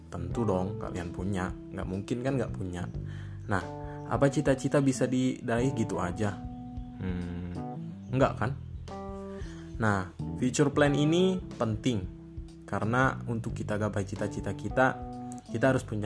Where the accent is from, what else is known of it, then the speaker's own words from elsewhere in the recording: Tangerang, Banten, Indonesia; saya dari kota saya dari Kabupaten Tangerang saya seorang camaba di Itera